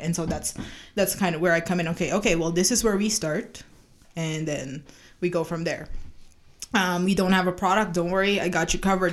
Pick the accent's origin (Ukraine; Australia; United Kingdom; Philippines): Philippines; now in Calgary, Canada; I was born and raised in the Philippines.